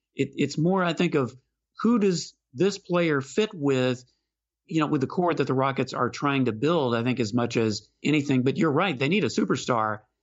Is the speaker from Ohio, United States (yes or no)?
no; Houston, Texas, United States; moved away as an adult; now in Austin, United States; I live in Austin, but I'm from Houston. So I certainly grew up with, uh, plenty of skeeters in my yard